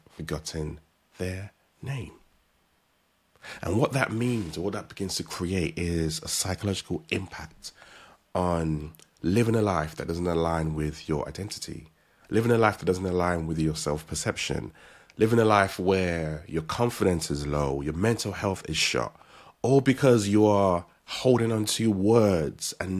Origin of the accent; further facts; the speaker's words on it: Nigeria; As a Nigerian